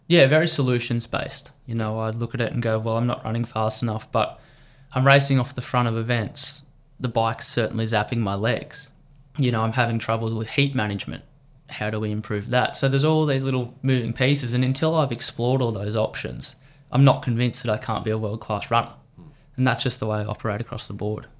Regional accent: Victoria, Australia; as an Australian

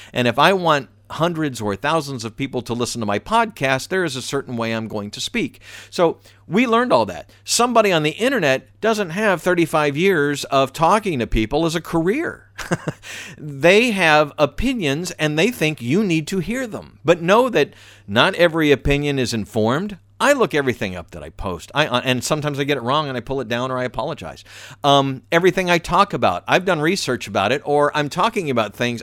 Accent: the South, United States; I'm from the South.

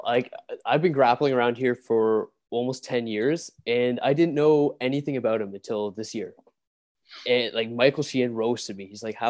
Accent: Waterdown, Ontario, Canada; Waterdown's my hometown

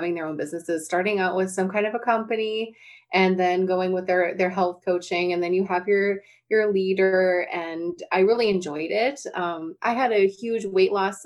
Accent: North Dakota, United States; I'm from North Dakota

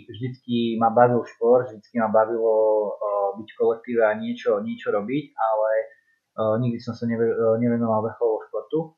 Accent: Zvolen, Banská Bystrica Region, Slovakia; som zo Zvolena

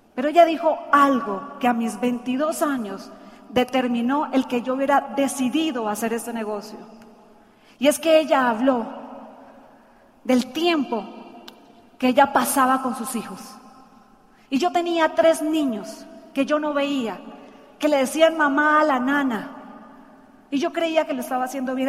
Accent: Santander, Colombia; Ella es de mi tierra, santanderiana. Dicen que las santanderianas planchamos con la mano

